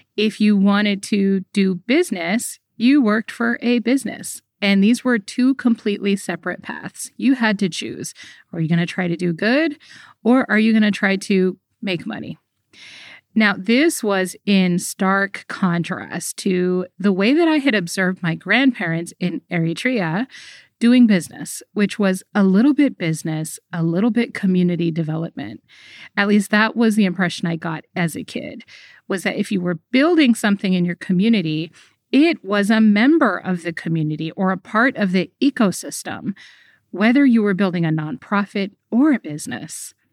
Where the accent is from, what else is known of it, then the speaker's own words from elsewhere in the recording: United States; I grew up in America